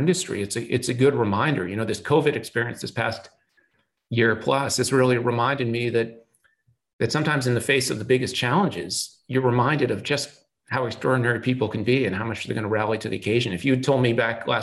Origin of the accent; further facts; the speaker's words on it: Boston, Massachusetts, United States; I grew up in Boston. I'm passionate about Boston sports team because I happen to be born there